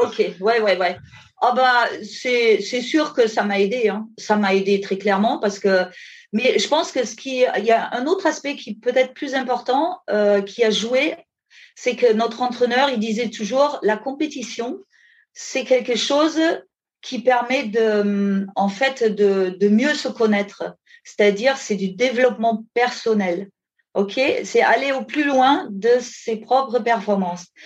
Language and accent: French; Germany; French is a second language; moved away as an adult; also born or lived in Ardèche, France; now in France; je viens euh, à l'origine d'Allemagne, où j'ai passé les 20 premières années bah, avec mes parents en Allemagne